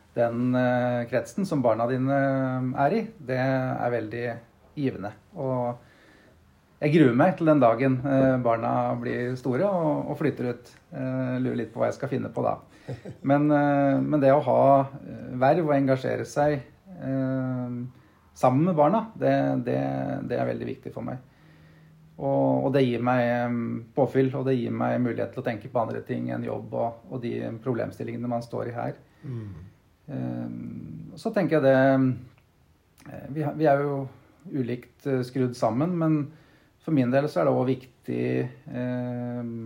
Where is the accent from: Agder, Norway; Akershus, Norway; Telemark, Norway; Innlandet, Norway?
Innlandet, Norway; Brumunddal; moved away as an adult; also born or lived in Oslo; Jeg er født og oppvokst her i Brumunddal.